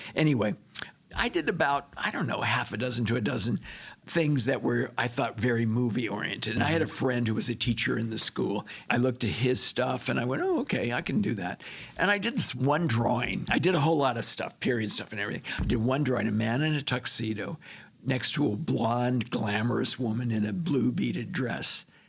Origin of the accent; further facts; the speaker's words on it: Monterey Park, California, United States; I was born in California, Los Angeles area, Monterey